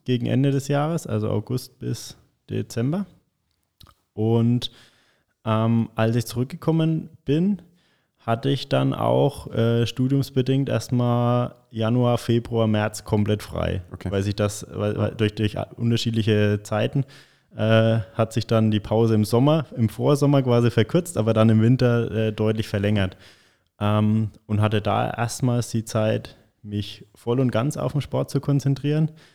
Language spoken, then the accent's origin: German; Michelau, Bavaria, Germany; also born or lived in Lichtenfels / Bayreuth; Ich bin in Michelau in Oberfranken mhm. aufgewachsen